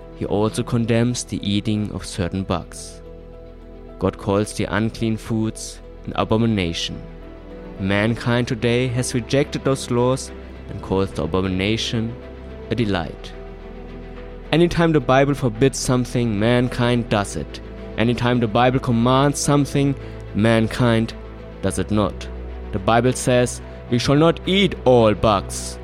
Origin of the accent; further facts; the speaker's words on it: Germany; Growing up in Germany